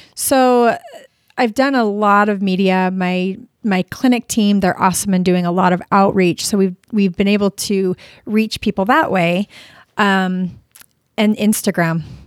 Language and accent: English; Sandy, Utah, United States; also born or lived in Florida; I grew up in Sandy, Utah